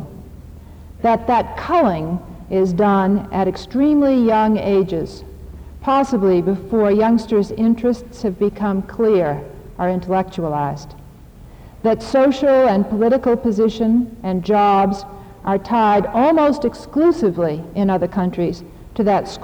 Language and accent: English; United States; as an American and an educator